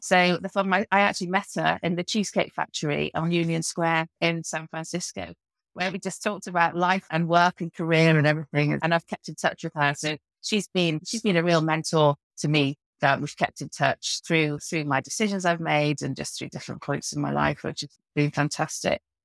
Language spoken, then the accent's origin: English; the Wirral, North West England, United Kingdom; also born or lived in Birkenhead; now in St Albans, United Kingdom; I grew up in the Wirral, so I'm a northerner at heart, but I have spent most of my life down south